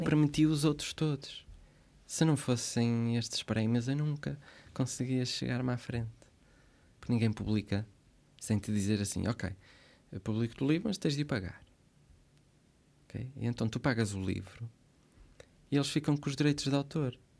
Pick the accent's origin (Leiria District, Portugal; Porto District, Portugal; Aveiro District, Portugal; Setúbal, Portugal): Porto District, Portugal; Santo Tirso; moved away as an adult; also born or lived in Switzerland / Braga; now in Santa Maria, Portugal; Nasci na Suíça, vivi lá até aos sete anos. Depois eles regressam como como bons imigrantes que uhum. conseguiram aquilo que queriam, que era fazer uma casa, pagá-la, regressaram, fizeram o resto da vida em Santirce, que é um, uma cidade do distrito de Porto, e cresci ali